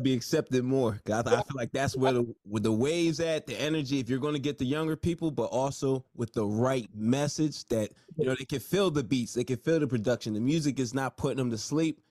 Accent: Nigeria; I'm Nigerian, so you know I was supposed to be a doctor

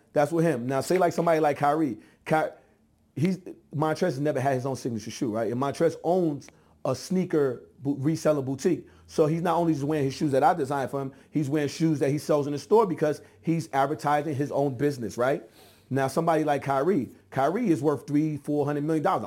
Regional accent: New York, United States; I'm from New York.

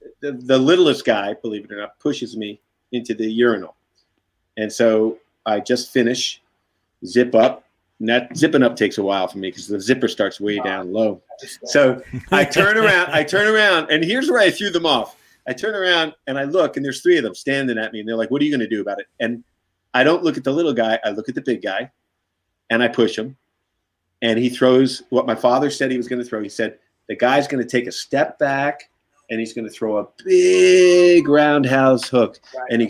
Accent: Brooklyn, New York, United States; So like a different time, like, you know, like I said, growing up in Brooklyn.

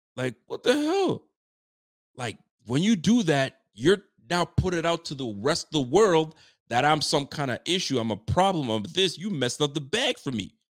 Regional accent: Ottawa, Ontario, Canada; I'm from Ottawa

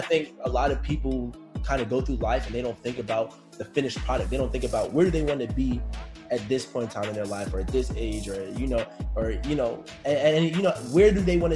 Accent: DMV, DC metropolitan area, United States

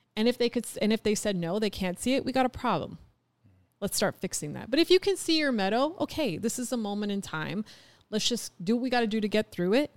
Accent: Canada; moved away as an adult; we're Canadian.

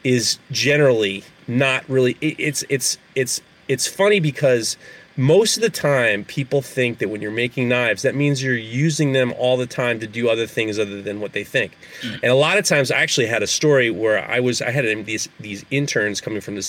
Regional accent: New York City, New York, United States; I grew up in New York City.

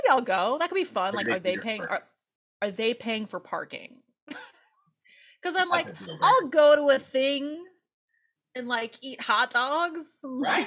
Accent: Valparaiso, Indiana, United States; moved away as an adult; now in Los Angeles, United States; I spent the first 22-ish years of my life in Indiana

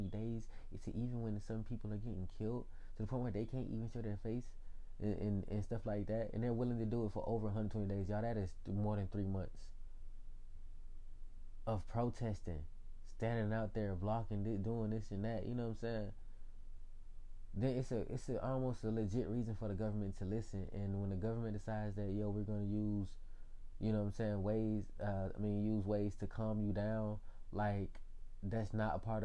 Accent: Atlanta, Georgia, United States; I was born in Atlanta, yo. I was born in Georgia.

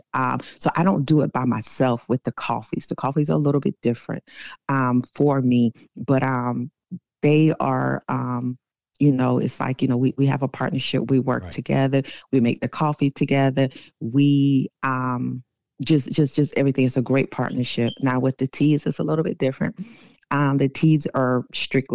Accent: South Carolina, United States; now in Temple, Georgia, United States; born and raised in South Carolina

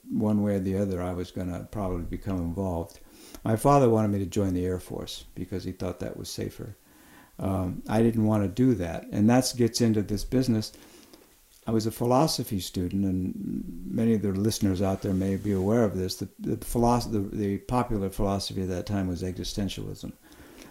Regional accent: Oxnard, California, United States; I grew up in Oxnard, California. I'd gone to grammar school and high school in the same place.

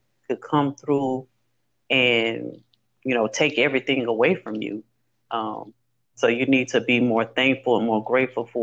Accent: Louisiana, United States; Growing up in Louisiana

